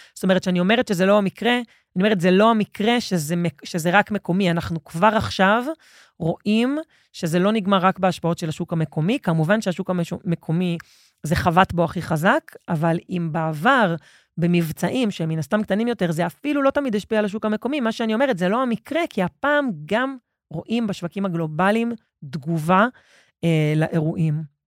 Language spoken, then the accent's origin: Hebrew; Israel; אנחנו כישראלים